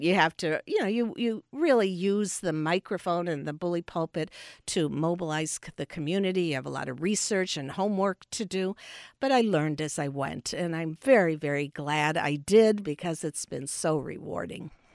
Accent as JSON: {"language": "English", "town": "Chicago", "region": "Illinois", "country": "United States", "tie": "born or raised there", "also_born_or_lived": "Park Ridge, Illinois / Champaign-Urbana, Illinois", "said": "I was born in Chicago, and uh, to a family, uh, with a union"}